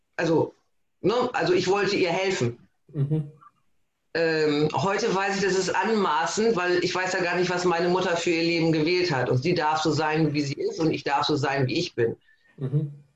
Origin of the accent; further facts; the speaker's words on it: Emden, Lower Saxony, Germany; ich komme aus Emden, das ist Ostfriesland